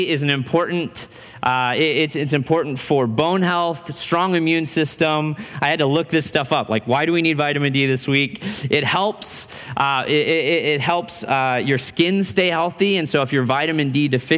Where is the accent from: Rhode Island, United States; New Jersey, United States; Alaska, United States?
Alaska, United States; Fairbanks; now in Boise, United States; In Fairbanks, Alaska, where I grew up